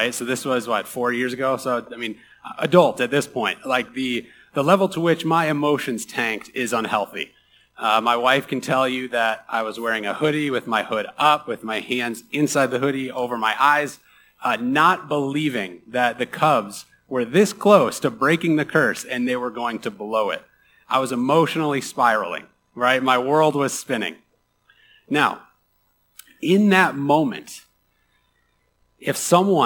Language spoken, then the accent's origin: English; Chicago, Illinois, United States; I am from Chicago. I reign from the Midwest. It runs deep in my blood. And as a Midwesterner, and specifically a Chicagoan